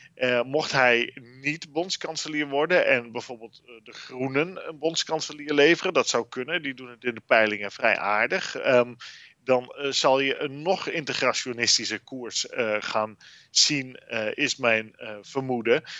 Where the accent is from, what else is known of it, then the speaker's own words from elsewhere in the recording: Netherlands; now in Brussels, Belgium; ons als Nederlanders